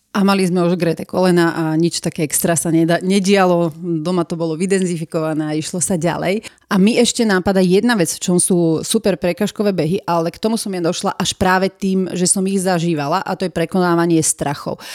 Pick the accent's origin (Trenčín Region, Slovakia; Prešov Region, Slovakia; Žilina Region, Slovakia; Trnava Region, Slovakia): Trnava Region, Slovakia; Piešťany; Ja som vlastne z Piešťan, to bolo celé sídlisko juh.